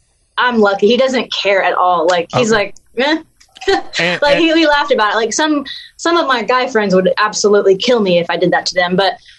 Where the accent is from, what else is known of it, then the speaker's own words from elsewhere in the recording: the South, United States; accent: Southern; now in Los Angeles, United States; I'm very Southern. my accent might not be as strong as it used to, because when I moved to Los Angeles, I took dialects training to get rid of my accent.